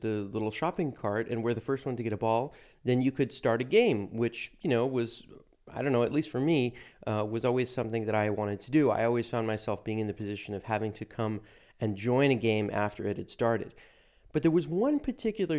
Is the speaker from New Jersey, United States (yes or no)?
no; Santa Monica, California, United States; now in Bonn, Germany; I grew up in Santa Monica, California, which is a beach suburb